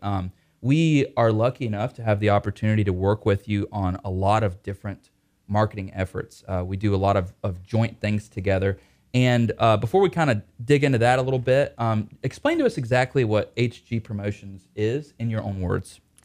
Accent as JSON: {"language": "English", "town": "Mooresville", "country": "United States", "said": "I'm from Mooresville"}